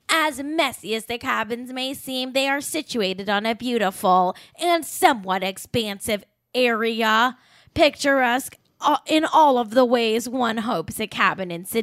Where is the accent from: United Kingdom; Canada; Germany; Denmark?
United Kingdom; I I am British and therefore I expect everyone to sleep in only shirts that have TERFy slogans on